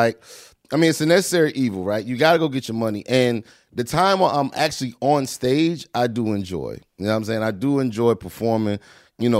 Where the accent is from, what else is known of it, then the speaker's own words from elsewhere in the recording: North Carolina, United States; I am from North Carolina